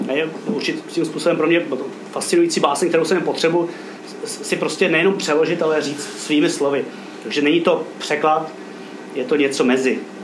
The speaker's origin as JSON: {"language": "Czech", "town": "Roudnice nad Labem", "region": "Ústí nad Labem Region", "country": "Czechia", "tie": "born or raised there", "also_born_or_lived": "Kyjov", "said": "já žiju v rovnici od svých dvou let"}